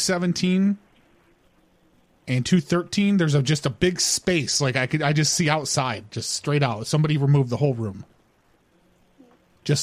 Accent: California, United States; I'm from California, and I just got here about a week and a half ago.

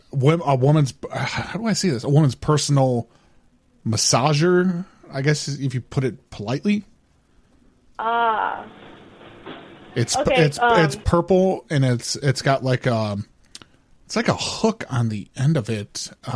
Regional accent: California, United States; Because I'm from California.

